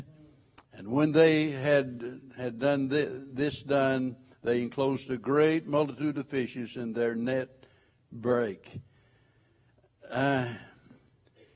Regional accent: White River, the Ozarks, United States; I was raised on the White River up in the Ozarks

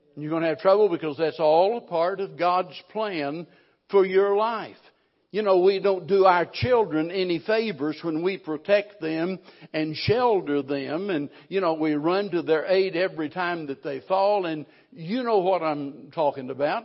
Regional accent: the Ozarks, Missouri, United States; I was raised in the Ozarks

